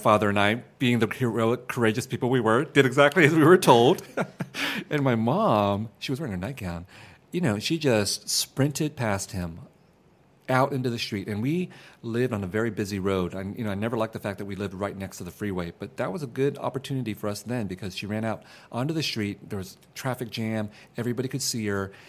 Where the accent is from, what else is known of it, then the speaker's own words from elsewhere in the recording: San Jose, California, United States; also born or lived in Vietnam; I grew up in San Jose in a very mixed neighborhood of Vietnamese refugees and Mexican Americans